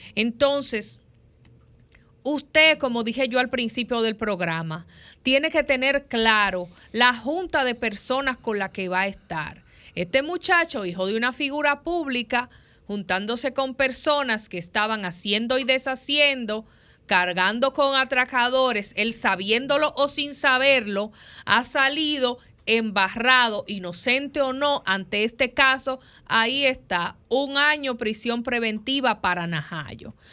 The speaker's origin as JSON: {"language": "Spanish", "country": "Dominican Republic", "said": "somos como dominicanos y como dominicanas"}